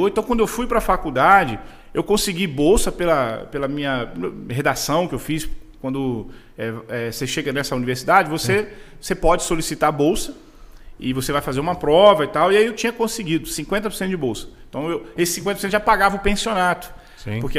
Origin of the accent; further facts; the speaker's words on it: Rio de Janeiro, Brazil; hoje tem duas palavras que eu não falo na mesma frase, que eu sou carioca e advogado.